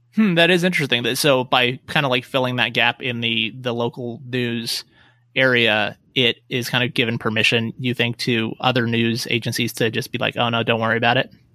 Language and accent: English; Reno, Nevada, United States; also born or lived in Las Vegas / Portland / San Francisco Bay Area; I grew up, born and raised in Reno, uh, but I moved away when I went to college